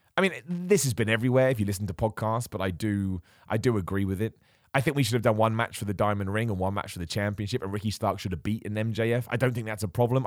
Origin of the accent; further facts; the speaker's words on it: United Kingdom; a British man